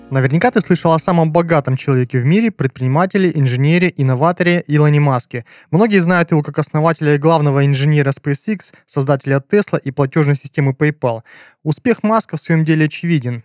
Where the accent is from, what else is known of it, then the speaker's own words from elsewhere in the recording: Kazakhstan; Я тоже а, из Казахстана, в городе Шказган